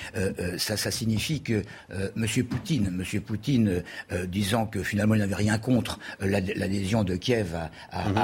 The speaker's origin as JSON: {"language": "French", "town": "Paris", "region": "Île-de-France", "country": "France", "said": "en tant que Parisien"}